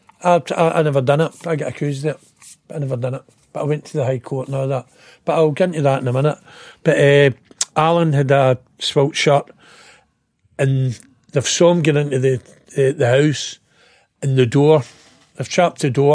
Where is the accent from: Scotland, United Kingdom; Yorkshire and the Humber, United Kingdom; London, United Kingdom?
Scotland, United Kingdom; Glasgow; also born or lived in Blackhill; I was born in Springburn